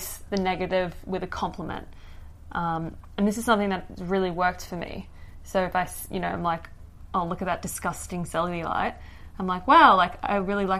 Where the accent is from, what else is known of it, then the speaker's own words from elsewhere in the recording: Papua New Guinea; moved away; I grew up in Papua New Guinea